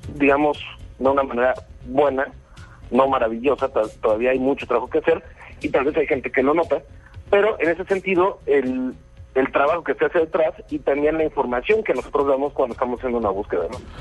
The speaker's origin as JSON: {"language": "Spanish", "country": "Mexico", "said": "yo soy mexicano"}